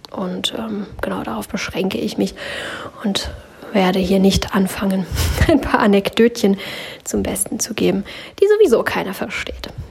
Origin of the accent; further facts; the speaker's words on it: Germany; bei uns in Deutschland